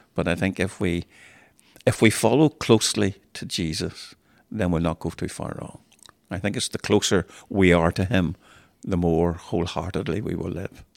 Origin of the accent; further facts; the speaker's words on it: Cromwell Road, Belfast, Northern Ireland, United Kingdom; I grew up in Cromwell Road